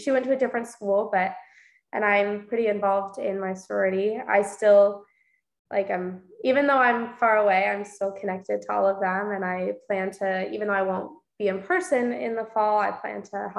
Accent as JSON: {"language": "English", "area": "East Bay area", "region": "California", "country": "United States", "tie": "born or raised there", "said": "I was born in the East Bay area, so about 45 minutes east of San Francisco"}